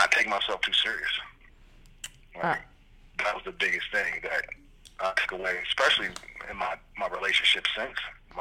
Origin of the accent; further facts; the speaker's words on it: Midwest, United States; moved away; I was coming from the Midwest. I'm a country boy